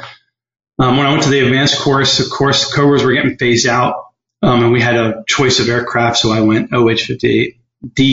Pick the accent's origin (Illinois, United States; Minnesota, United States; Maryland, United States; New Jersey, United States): Maryland, United States; I grew up in Maryland